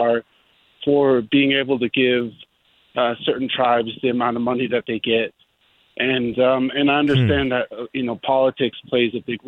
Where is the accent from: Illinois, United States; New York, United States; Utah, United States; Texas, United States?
Texas, United States; moved away as an adult; now in Albuquerque, United States; I'm not originally from New Mexico. I'm from Texas. I've been in Albuquerque about 4 years.